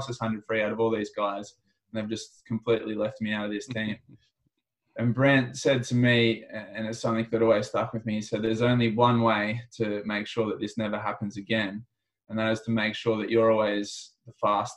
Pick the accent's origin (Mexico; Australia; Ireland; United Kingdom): Australia; also born or lived in Sydney; as an Australian